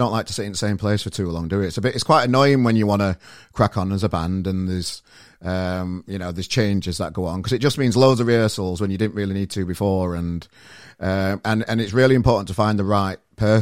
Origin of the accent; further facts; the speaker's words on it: Sheffield, Yorkshire and the Humber, United Kingdom; moved away; Where I'm from originally, Sheffield